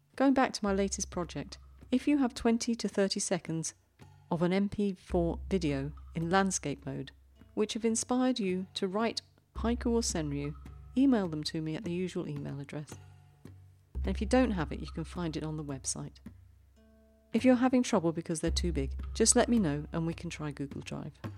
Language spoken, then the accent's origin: English; London, United Kingdom; moved away as an adult; now in Zurich, Switzerland; I grew up in London, and I now live in the little big city in Zurich in Switzerland.